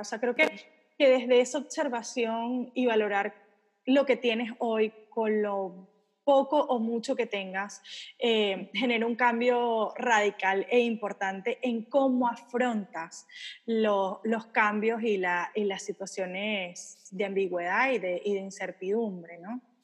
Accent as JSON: {"language": "Spanish", "country": "Venezuela", "moved": "yes", "said": "yo soy venezolana, viví en un país donde de repente salías a trabajar y no sabías si ibas a poder volver a tu casa"}